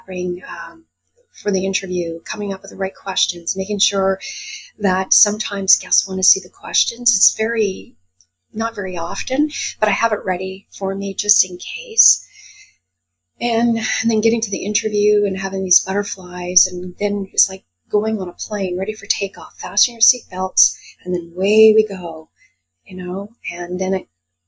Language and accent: English; Quebec, Canada; moved away as an adult; also born or lived in Guelph, Ontario; now in Vancouver, Canada; I was born in Guelph, but raised in Quebec most of my life. I moved to Vancouver in 1989.